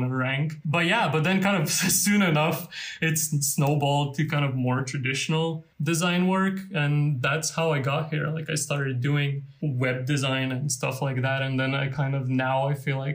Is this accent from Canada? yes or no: no; Lithuania; first language Lithuanian; English is a second language; moved away as an adult; also born or lived in London; that was in my native language. So everything and everyone in there was Lithuanian